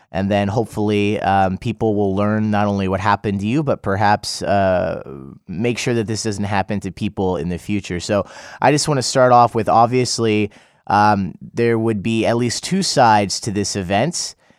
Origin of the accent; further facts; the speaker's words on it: United States; now in South Korea; I'm from the United States